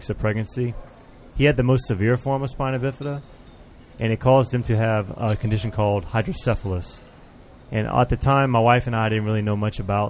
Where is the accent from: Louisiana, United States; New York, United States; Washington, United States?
Louisiana, United States; Lafayette; I'm from Lafayette, Louisiana